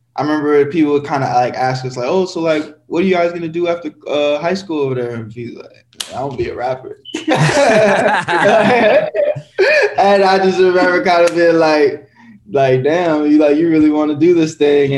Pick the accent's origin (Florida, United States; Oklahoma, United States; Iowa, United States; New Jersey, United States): Florida, United States; Pembroke Pines; I was in Pembroke Pines